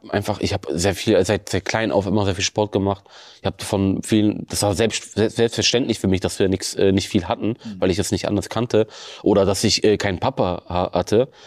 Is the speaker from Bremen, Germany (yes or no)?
yes; Bremen, Germany; Egal, wo ich auf der Welt bin, Bremen ist und bleibt immer meine Heimat.